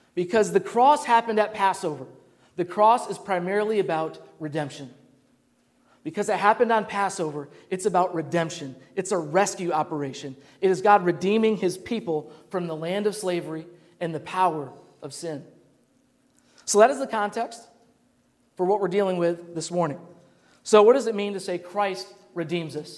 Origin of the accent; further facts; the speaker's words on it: Grand Rapids, Michigan, United States; growing up in Grand Rapids, Michigan